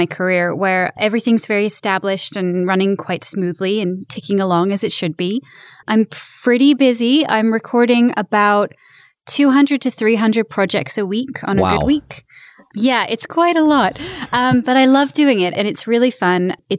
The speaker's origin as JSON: {"language": "English", "region": "England", "country": "United Kingdom", "accent": "British", "lives_now": "United States", "said": "I'm actually English. So I have a British accent, and then I also have the ability to flip to an American accent because I live in America."}